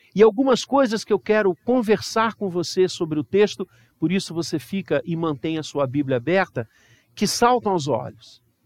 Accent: Brazil; nós brasileiros

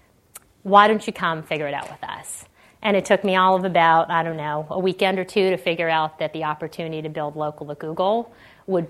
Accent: Canada; moved away as an adult; now in Silicon Valley, United States; I grew up in Canada, went to school in Canada

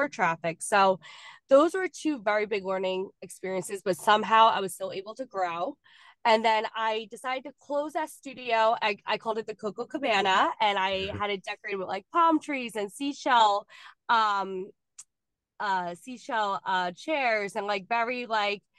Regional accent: New Jersey, United States; I'm from New Jersey

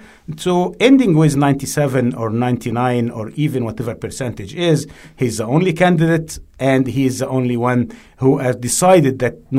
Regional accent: Canada; based on our understanding of this as Canadian.

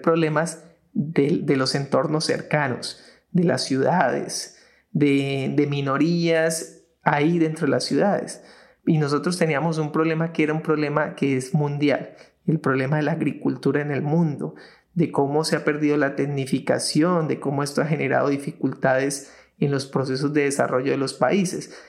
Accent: Colombia; nosotros acá en Colombia

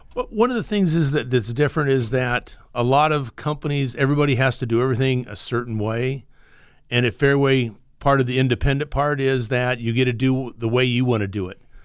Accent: Iowa, United States; moved away as an adult; now in Fresno, United States; I'm originally from Iowa. I grew up there, went to the same high school all the time.

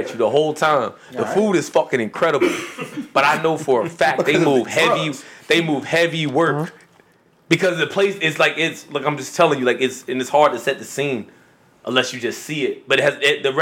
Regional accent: Philadelphia, Pennsylvania, United States; I'm from Southwest Philadelphia

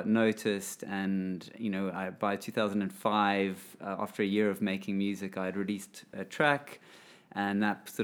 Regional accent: Zimbabwe; I grew up in Zimbabwe

